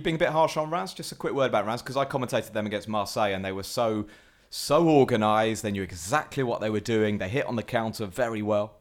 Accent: England, United Kingdom; as an Englishman

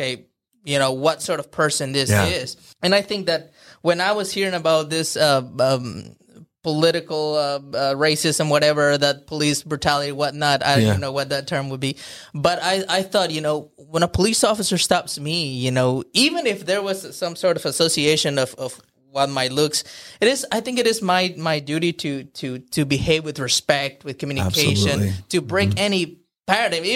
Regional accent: Guatemala; now in United States; I'm from Guatemala. And when I came here to the United States

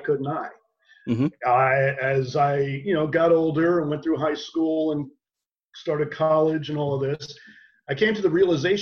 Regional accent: New York City, New York, United States; moved away as an adult; also born or lived in Los Angeles; we're all from Brooklyn

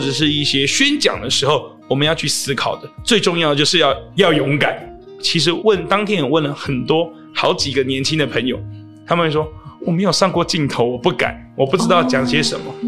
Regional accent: Taipei, Taiwan; 我们台北人可能也会有桃园的事情要澄清

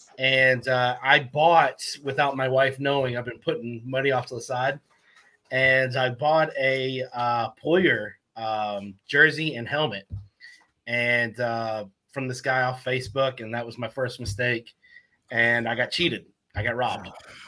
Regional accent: Tennessee, United States; also born or lived in North Tonawanda, New York; now in Port Orange, Florida, United States; we live in Port Orange, Florida, a little outside of Daytona. I was raised in Tennessee, but born in North Tonawanda. So before my family moved to Tennessee

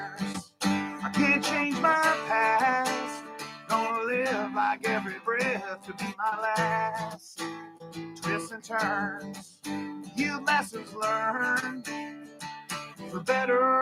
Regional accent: Minnesota, United States; accent: Minnesota; I have a Minnesota accent

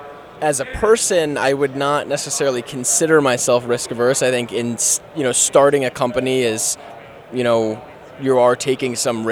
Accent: New York, United States; now in San Diego, United States; From New York originally, currently based out of San Diego, California.

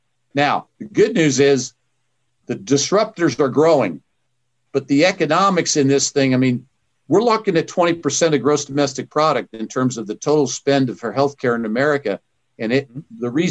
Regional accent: Kansas, United States; I'm from Kansas

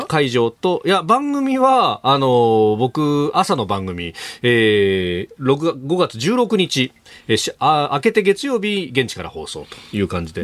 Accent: Yokosuka, Kanagawa, Japan; 私なんか横須賀だったんで

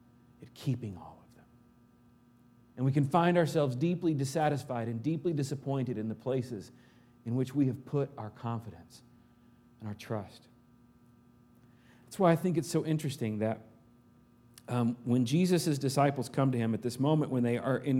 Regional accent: Arkansas, United States; moved away; back home in Arkansas

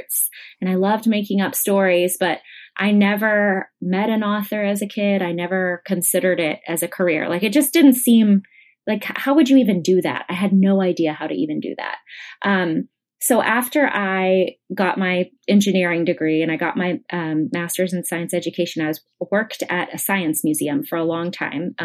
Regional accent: Weatherford, Texas, United States; also born or lived in Dallas suburb, Texas / San Antonio, Texas / Hawaii; now in Austin, United States; I grew up in Weatherford and went there for high school

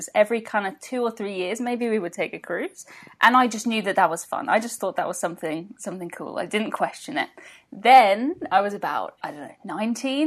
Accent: England, United Kingdom; England. From England

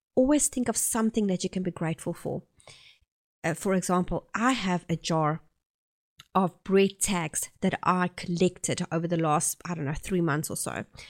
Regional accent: South Africa; accent: South African; moved away as an adult; now in Oxford, New Zealand; I'm originally from South Africa and I have been living here in New Zealand for about eight years

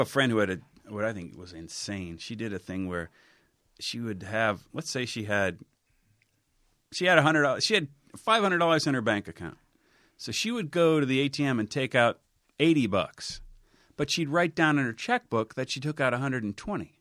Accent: Cincinnati, Ohio, United States; moved away; I grew up on Salem

